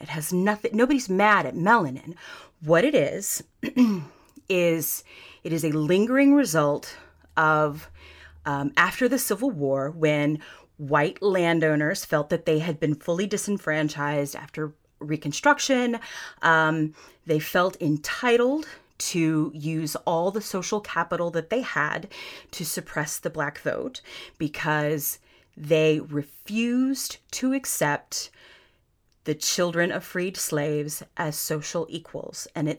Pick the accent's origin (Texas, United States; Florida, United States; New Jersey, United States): Florida, United States; And I was flown here. I grew up on Florida's Space Coast. My mom lives across the street from an astronaut now.